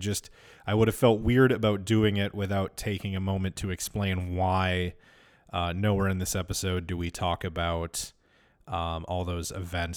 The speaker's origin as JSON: {"language": "English", "town": "Minneapolis", "region": "Minnesota", "country": "United States", "tie": "born or raised there", "said": "My parents are divorced, so I grew up in Minneapolis, but also in a suburb just south of Minneapolis"}